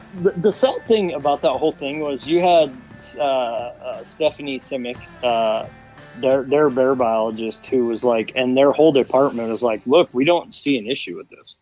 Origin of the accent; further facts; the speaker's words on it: Montana, United States; also born or lived in Wyoming; now in Cody, United States; I grew up in Montana, where we couldn't bait